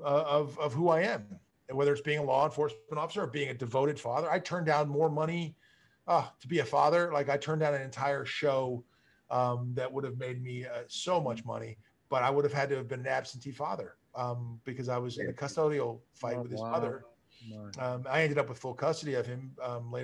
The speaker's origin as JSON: {"language": "English", "town": "Malibu", "region": "California", "country": "United States", "tie": "born or raised there", "said": "growing up in Malibu, it was it's a very small community."}